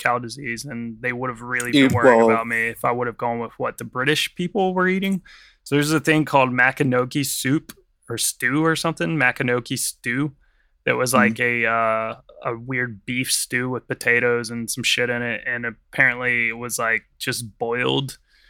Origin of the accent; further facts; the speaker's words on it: United States; because I'm American